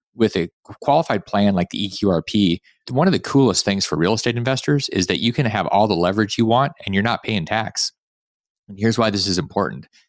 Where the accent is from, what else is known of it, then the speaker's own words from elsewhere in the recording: Alaska, United States; I grew up in Alaska